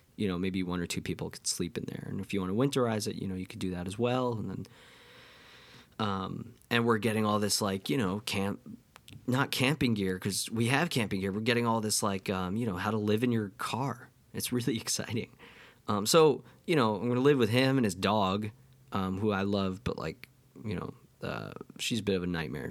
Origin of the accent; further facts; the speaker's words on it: near Livingston Manor, New York, United States; close to my hometown